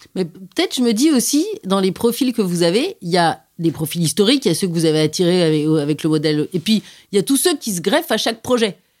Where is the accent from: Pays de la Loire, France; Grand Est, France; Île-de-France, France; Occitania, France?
Île-de-France, France; Paris; Je suis née à Paris, je suis parisienne, j'ai passé toute ma vie à Paris, à part quelques incursions à l'étranger.